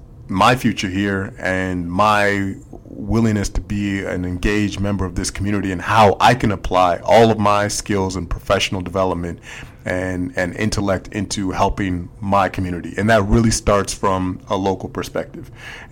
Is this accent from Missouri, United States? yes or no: no; Minneapolis, Minnesota, United States; now in Washington, United States; I come from Minneapolis, where our teams ain't much better